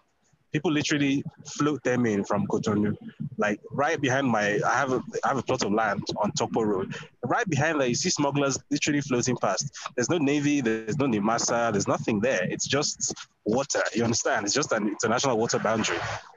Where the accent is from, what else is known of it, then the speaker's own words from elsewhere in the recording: Badagry, Lagos, Nigeria; moved away; I come from Badagry